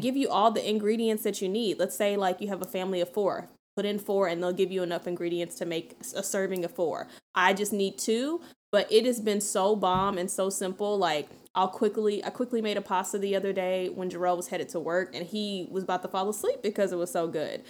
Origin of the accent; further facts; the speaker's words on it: the South, United States; I'm from the South.